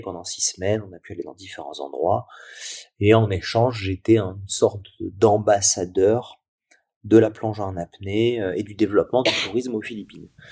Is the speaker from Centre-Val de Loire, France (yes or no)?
no; Nice, Provence-Alpes-Côte d'Azur, France; juste à côté de chez moi, à Nice